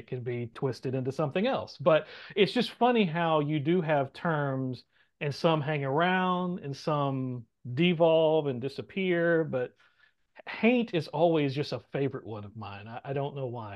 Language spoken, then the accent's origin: English; the South, United States; being a Southerner